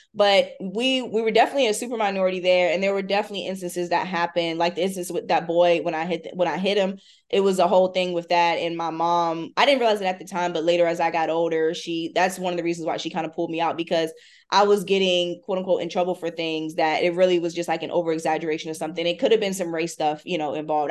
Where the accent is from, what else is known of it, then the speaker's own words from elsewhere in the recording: Hampton, Virginia, United States; I grew up in Hampton, Virginia